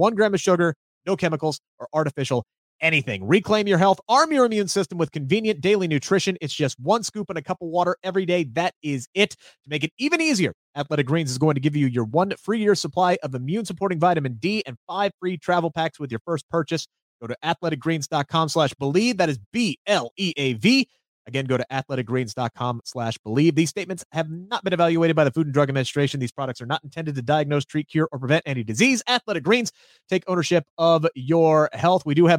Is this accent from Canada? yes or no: no; Wales, United Kingdom; I'm excited because I'm from North Wales. I'm assuming that's close.